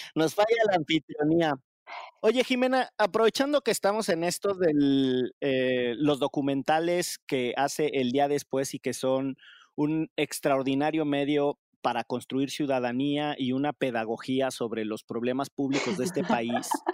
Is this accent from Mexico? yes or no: yes; Orizaba, Veracruz, Mexico; moved away; yo en realidad soy de Orizaba, pero mi, familia sí es de, la zona del, Barlovento